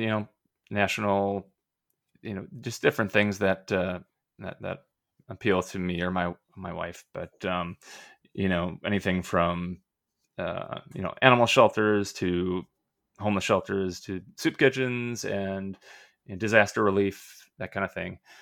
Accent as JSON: {"language": "English", "region": "Minnesota", "country": "United States", "also_born_or_lived": "Gainesville, Florida", "said": "I'm a Minnesota guy"}